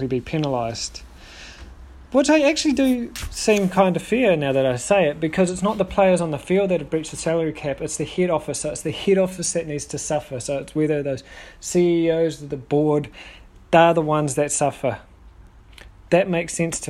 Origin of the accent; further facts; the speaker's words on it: New Zealand; being a New Zealander and a Kiwis fan